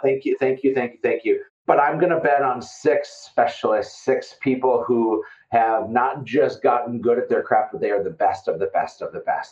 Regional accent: Fargo, North Dakota, United States; I'm from Fargo, North Dakota, and so I sound like I'm from Fargo, North Dakota

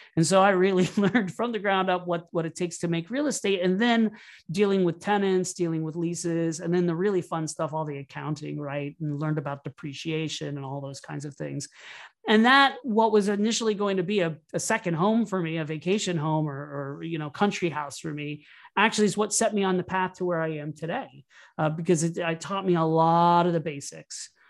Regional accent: Orlando, Florida, United States; moved away as an adult; also born or lived in New York City; I started off growing up in Orlando, Florida, and I moved to New York City

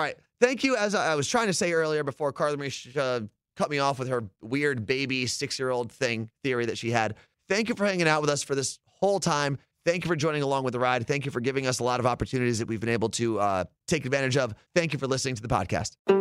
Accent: New Jersey, United States; I'm from New Jersey.

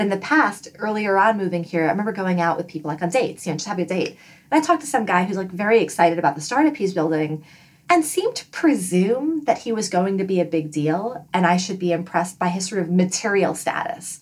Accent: New York City, New York, United States; moved away as an adult; also born or lived in Washington, D.C.; now in Bay Area, United States; I grew up in Flushing, Queens specifically

